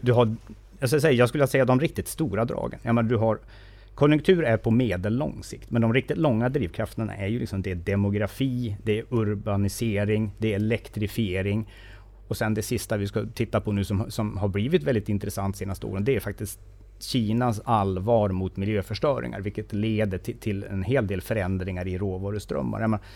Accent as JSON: {"language": "Swedish", "town": "Sandviken", "region": "Gävleborg County", "country": "Sweden", "tie": "born or raised there", "said": "jag är från Sandviken"}